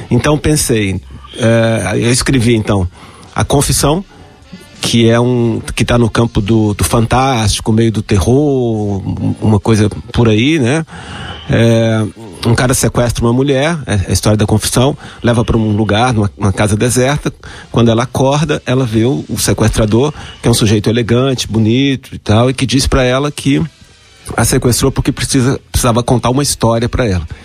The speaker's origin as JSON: {"language": "Portuguese", "town": "Goiânia", "region": "Goiás", "country": "Brazil", "said": "eu, sou goiano"}